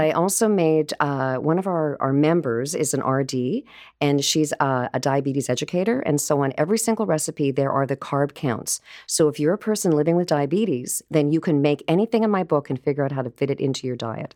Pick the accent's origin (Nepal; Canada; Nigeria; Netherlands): Canada; Vancouver, British Columbia; now in Toronto, Canada; I'm from Vancouver